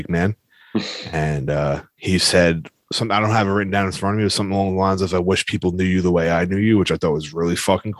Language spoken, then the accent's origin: English; New York, United States; I'm from New York